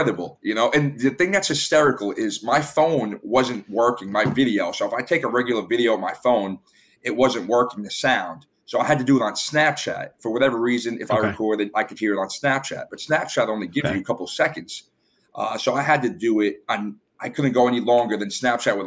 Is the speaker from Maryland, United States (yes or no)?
no; New York City, New York, United States; moved away as an adult; now in South Florida, United States; I'm from Staten Island, New York. I'm living down in South Florida